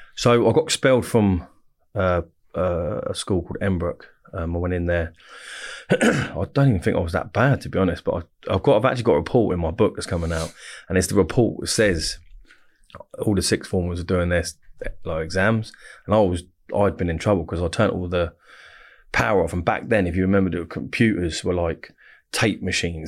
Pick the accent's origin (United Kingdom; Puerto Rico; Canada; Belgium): United Kingdom; Reading, South East England; also born or lived in Winnersh / Woosehill, Wokingham; I was born and bred in Royal Berks in Reading, so I'm like Reading, born and bred